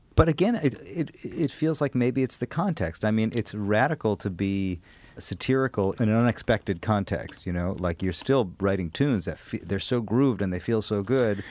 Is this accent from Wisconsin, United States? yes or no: yes; Madison, Wisconsin, United States; I'm from Madison